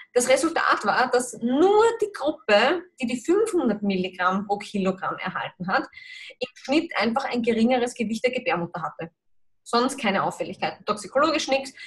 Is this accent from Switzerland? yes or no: no; Austria; bei uns in Österreich, Europa